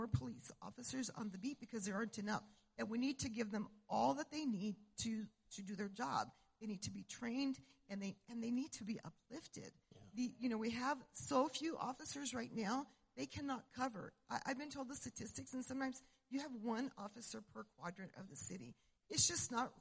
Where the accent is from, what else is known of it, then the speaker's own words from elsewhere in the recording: Cuba, New Mexico, United States; I was born and raised in Cuba, New Mexico, up north